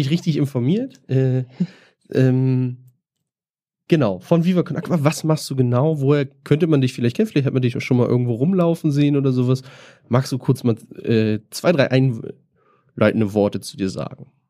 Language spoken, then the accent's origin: German; Northern Germany, Germany; now in Berlin, Germany; ich komme ja auch aus dem Norden, kenne das aus Hamburg